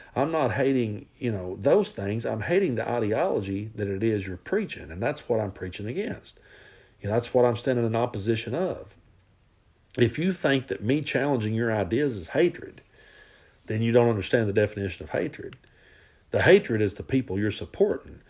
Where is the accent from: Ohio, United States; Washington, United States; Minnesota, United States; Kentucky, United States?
Kentucky, United States; Southeast; now in East Tennessee, United States; I grew up in Southeast Kentucky and I live in East Tennessee now